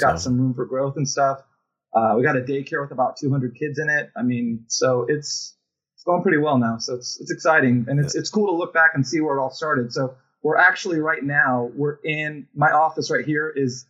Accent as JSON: {"language": "English", "country": "Fiji", "tie": "born or raised there", "also_born_or_lived": "Guam / Los Angeles", "moved": "as an adult", "said": "And I was raised in Fiji from about the time I was like 9 years old to 19. So we were missionaries over there, planted three churches, and spent a lot of my formative years and stuff in Fiji and whatnot."}